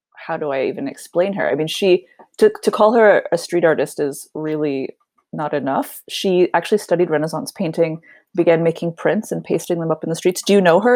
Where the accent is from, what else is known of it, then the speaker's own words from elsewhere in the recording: Nevada, Missouri, United States; moved away as an adult; also born or lived in Indianapolis, Indiana / Bloomington, Indiana; now in Sweden; we moved to a really small town in southern Missouri called Nevada, spelled like Nevada, pronounced Nevada, and that's where I grew up. So I, I was there all the way through high school